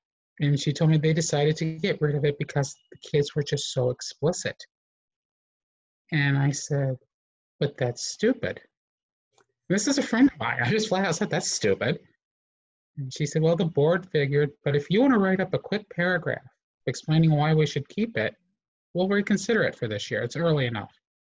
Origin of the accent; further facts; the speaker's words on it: Southern US, United States; I grew up in the Southern Baptist South, so it's a whole new world for me.